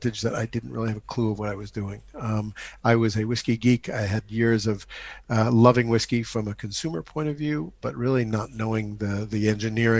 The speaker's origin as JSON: {"language": "English", "town": "New York City", "region": "New York", "country": "United States", "tie": "born or raised there", "also_born_or_lived": "France", "moved": "as an adult", "lives_now": "Cotswolds, United Kingdom", "said": "90th and Madison in Manhattan, which is where I grew up. But I grew up in New York City"}